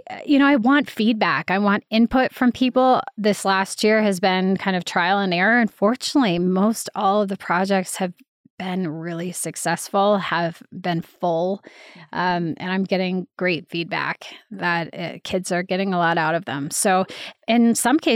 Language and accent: English; Boulder, Colorado, United States; I loved growing up in Boulder